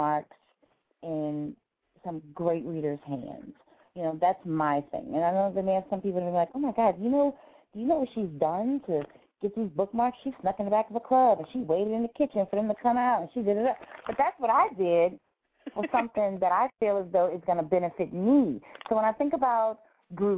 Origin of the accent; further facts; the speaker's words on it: New Orleans, Louisiana, United States; I'm really from New Orleans, which is like the city of great mom and pop shops